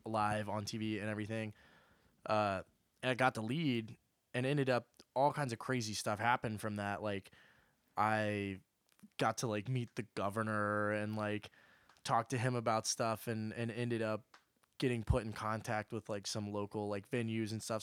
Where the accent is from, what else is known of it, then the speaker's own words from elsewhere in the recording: Oklahoma, United States; now in Nashville, United States; I'm from Oklahoma